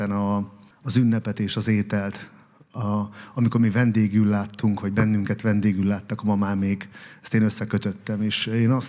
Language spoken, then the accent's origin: Hungarian; Vésztő, Békés, Hungary; now in Esztergom, Hungary; Békés megye vésztő.